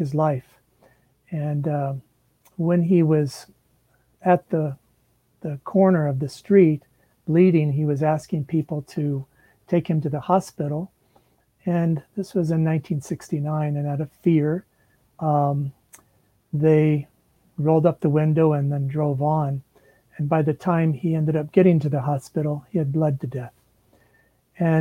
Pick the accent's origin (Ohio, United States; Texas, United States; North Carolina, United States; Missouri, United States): Missouri, United States; Kansas City; also born or lived in Orlando, Florida; I was born in Orlando, Florida, and my dad was in the Air Force. We moved back to Kansas City, his home, when he was a little boy, and where my mom and dad met, back when I was 9 years old